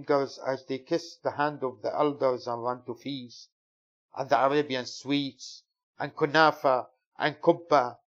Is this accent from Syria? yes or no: yes; Syria; now in United Kingdom; I'm British Syrian poet of Kurdish origin